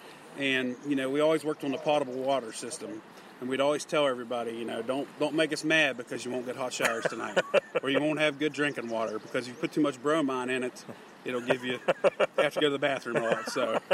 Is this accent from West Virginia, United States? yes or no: yes; Elkins, West Virginia, United States; Yes, sir. I'm from Elkins.